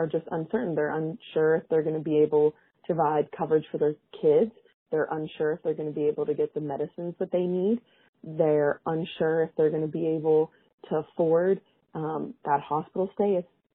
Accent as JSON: {"language": "English", "region": "West Virginia", "country": "United States", "tie": "born or raised there", "said": "my home state, West Virginia"}